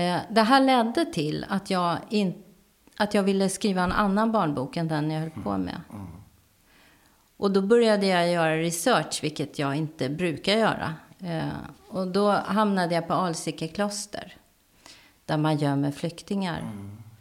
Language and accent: Swedish; Täby, Stockholm County, Sweden; jag var enda svarthåriga ungen i Täby